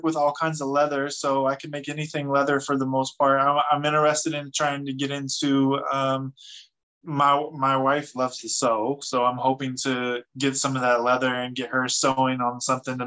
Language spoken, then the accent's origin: English; Fresno, California, United States; moved away; I'm from Fresno, California. I am from the streets of the, you know, the wrong side of the tracks